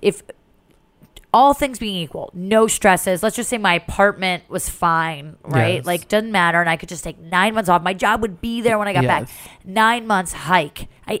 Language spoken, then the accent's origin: English; New Jersey, United States; I'm from Jersey.